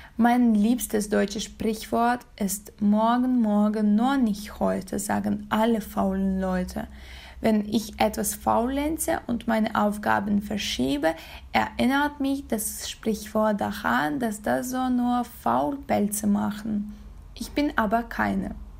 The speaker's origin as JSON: {"language": "German", "country": "Kazakhstan", "second_language": "German", "said": "ich komme aus Kasachstan"}